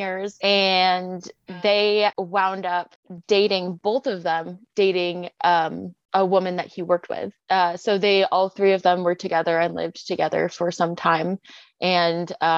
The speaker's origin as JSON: {"language": "English", "town": "Portland", "region": "Oregon", "country": "United States", "said": "We're both from Portland, Oregon"}